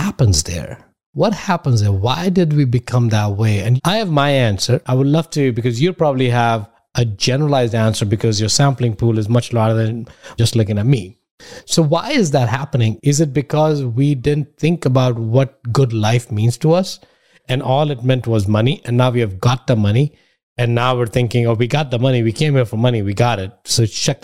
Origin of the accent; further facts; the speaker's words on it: India; now in United States; I come from India